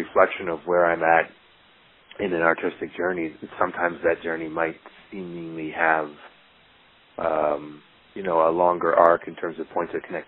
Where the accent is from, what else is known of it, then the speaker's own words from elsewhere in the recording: Toronto, Ontario, Canada; moved away as an adult; also born or lived in Hamilton, Ontario / Kincardine, Ontario / Montreal; now in New York, United States; I was born in Hamilton, Ontario, and I was raised in a small town called Kincardine, but mostly in Toronto, Ontario, and I lived there until I was in my mid-20s